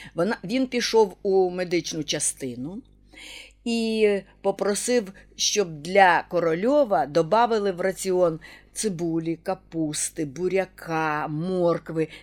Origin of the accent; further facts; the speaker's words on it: Zhytomyr, Zhytomyr Oblast, Ukraine; ми, Житомиряни